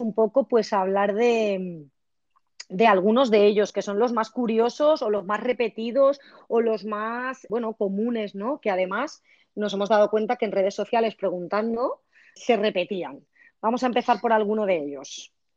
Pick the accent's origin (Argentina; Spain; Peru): Spain; village on the Turia river, Valencian Community; En mi pueblo, por ejemplo, lo hemos hecho en el agua dulce, que es el río Turia